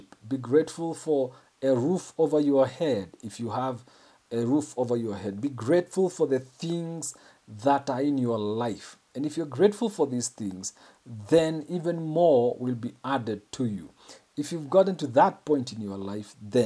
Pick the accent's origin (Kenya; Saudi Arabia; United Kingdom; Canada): Kenya; I'm a Kenyan